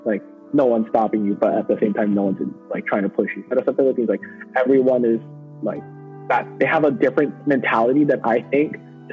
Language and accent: English; Hawaii, United States; also born or lived in Yokosuka, Japan; my lifestyle is a lot more different because I grew up in Hawaii